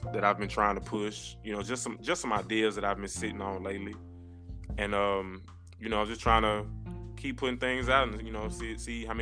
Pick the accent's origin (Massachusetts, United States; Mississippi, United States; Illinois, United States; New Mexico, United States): Mississippi, United States; Jackson; moved away as an adult; now in Memphis, United States; I'm originally from Jackson, Mississippi